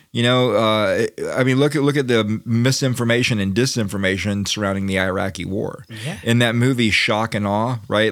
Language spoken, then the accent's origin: English; United States